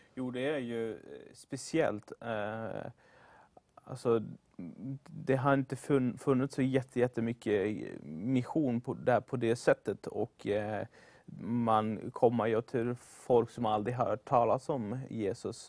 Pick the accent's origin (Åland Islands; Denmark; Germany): Germany; moved away as an adult; also born or lived in Sweden; jag kommer från Tyskland ursprungligen. Kom till Sverige 2013 för att gå på bibelskolan